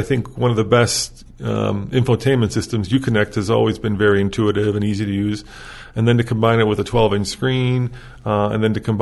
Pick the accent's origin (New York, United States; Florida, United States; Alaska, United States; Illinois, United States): Illinois, United States; Chicago; I grew up in Chicago